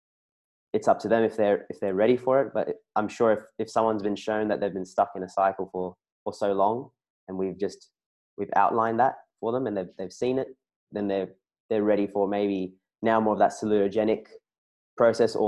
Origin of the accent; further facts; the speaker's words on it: Sydney, New South Wales, Australia; I'm from Sydney